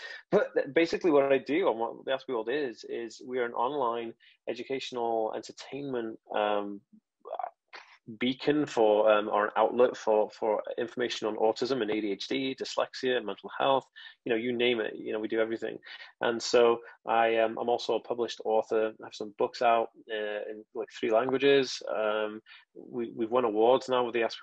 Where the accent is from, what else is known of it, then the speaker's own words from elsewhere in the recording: United Kingdom; I say Asperger's because I'm British. So that's how we say it